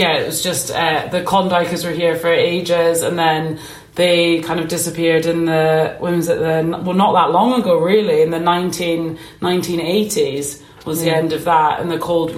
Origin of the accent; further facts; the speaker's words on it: Ullapool, Scotland, United Kingdom; me growing up in Ullapool